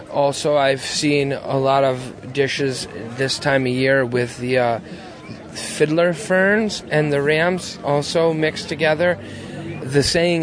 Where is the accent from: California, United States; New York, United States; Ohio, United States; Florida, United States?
New York, United States; Roscoe; I'm from Roscoe, New York